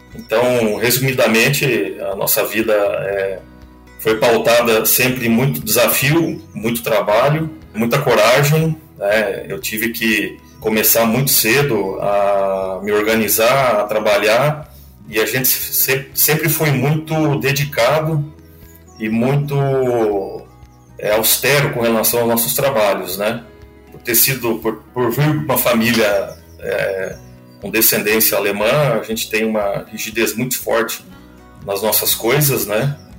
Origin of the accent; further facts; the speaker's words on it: Vilhena, Rondônia, Brazil; also born or lived in Lages, Santa Catarina; now in Mato Grosso, Brazil; Eu sou nascido em Lages, mas a minha família toda é, é de Blumenau, é Santa Catarina. Eu fui criado a maior parte da minha vida no estado de Rondônia, na cidade de Vilhena